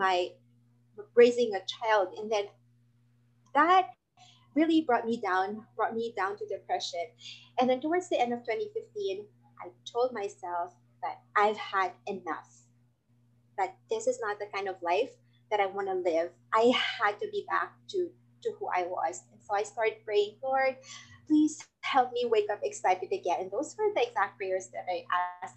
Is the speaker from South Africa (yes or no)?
no; Philippines; I'm from the Philippines